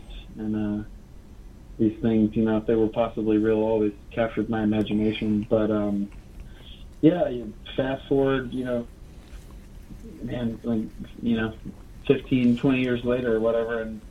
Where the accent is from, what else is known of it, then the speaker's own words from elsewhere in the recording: Beaumont, Texas, United States; also born or lived in Orange, Texas; I grew up in Southeast Texas, from Orange and Beaumont, and right on the edge of Louisiana